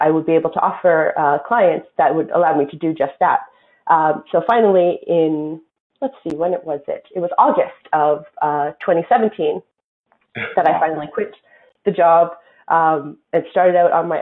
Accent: Vancouver, British Columbia, Canada; moved away as an adult; also born or lived in Seattle, United States; Well, I'm standing here in Vancouver right now, and that's where I grew up. So I'm Canadian

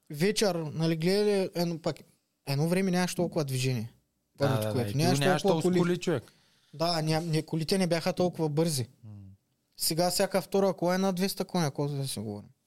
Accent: Karan Varbovka, Ruse Province, Bulgaria; Каран Върбовка, аз съм от Каран Върбовка

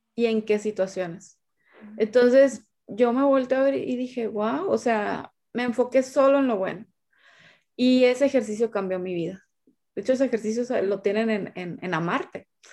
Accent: Sinaloa, Mexico; now in Monterrey, Mexico; yo soy de Sinaloa, vivo en Monterrey, Nuevo León, México.

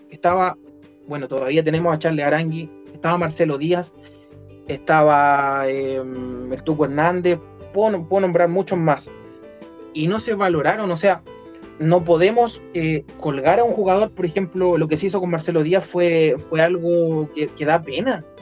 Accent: Chile; Pero fíjate que como chilenos pusimos toda nuestra fe en un jugador que es mitad inglés, mitad chileno

